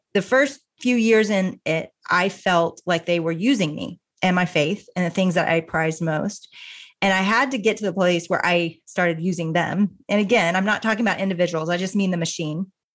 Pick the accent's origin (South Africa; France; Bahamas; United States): United States; Little Rock, Arkansas; also born or lived in Austin, Texas; now in Dallas, United States; I grew up in Little Rock, Arkansas